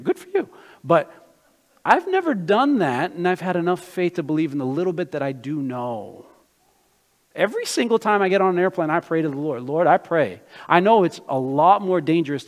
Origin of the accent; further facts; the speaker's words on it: United States; also born or lived in Brazil; I was born in Brazil, but I grew up in America